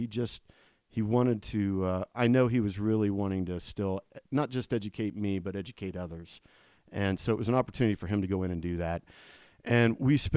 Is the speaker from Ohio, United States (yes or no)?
yes; Columbus, Ohio, United States; I grew up in Columbus, Ohio